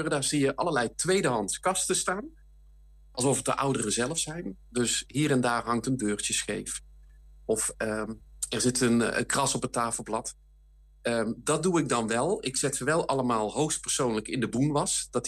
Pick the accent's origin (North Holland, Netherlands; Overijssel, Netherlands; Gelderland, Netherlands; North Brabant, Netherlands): North Brabant, Netherlands; now in Limburg, Netherlands; ik ben geboren en getogen in Brabant, maar ik woon al jaren in Limburg.